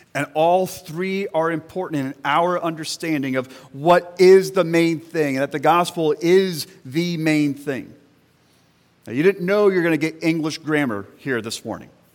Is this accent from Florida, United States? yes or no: yes; central Florida, United States; moved away; I grew up in a Southern Baptist church in central Florida